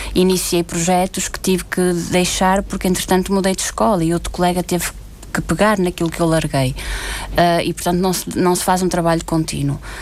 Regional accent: Porto, Norte, Portugal; moved away as an adult; also born or lived in Azores / Terceira; now in São Miguel, Portugal; vim para o Porto, eh, de onde sou na, natural

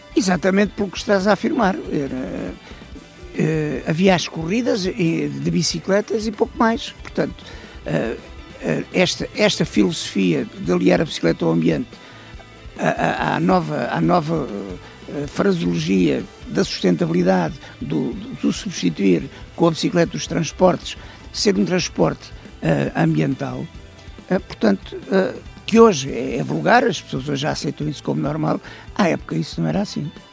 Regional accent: Algarve, Portugal; moved away; also born or lived in Sesimbra; Eu sou oriundo do Algarve, vivia em Sesimbra

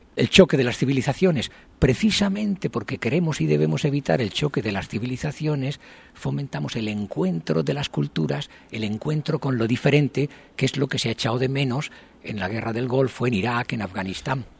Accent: Spain; moved away as an adult; now in Japan; yo soy español, los españoles tenemos el defecto de hablar muy deprisa

